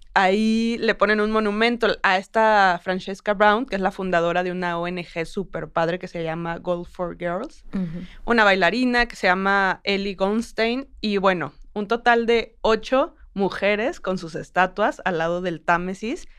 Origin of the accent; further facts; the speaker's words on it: Mexico; como mujer mexicana